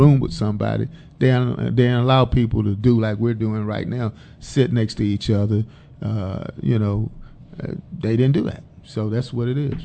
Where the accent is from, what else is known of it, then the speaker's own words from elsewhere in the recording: Dallas, Texas, United States; I'm from Oak Cliff